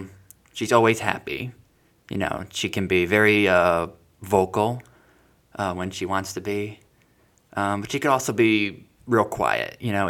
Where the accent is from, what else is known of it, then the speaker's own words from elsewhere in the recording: Hawaii, United States; also born or lived in Florida; So I was born in Florida, and then Jordan was actually born in Chicago. So we were born in different cities, a few years apart. And then eventually, after my mom finished law school in Chicago, she moved us to Hawaii, and we stayed there a good 8 years.